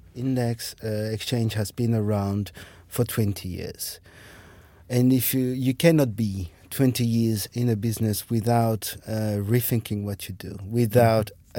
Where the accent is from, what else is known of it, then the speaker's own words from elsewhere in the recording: France; moved away as an adult; also born or lived in Germany / Ireland / Russia / Denmark; now in Berlin, Germany; I am from France. But uh, I grew up there, went to school, university there